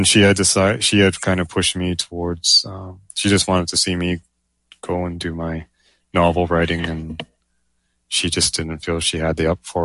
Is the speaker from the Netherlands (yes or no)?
no; Canada; I'm a Canadian speculative fiction writer